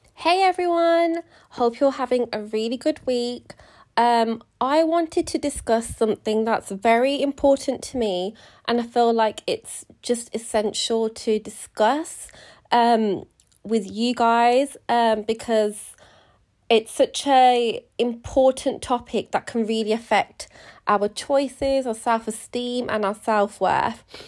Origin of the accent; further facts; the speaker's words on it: United Kingdom; being British Indian, so my grandparents are from India and they immigrated to the U K in the sixties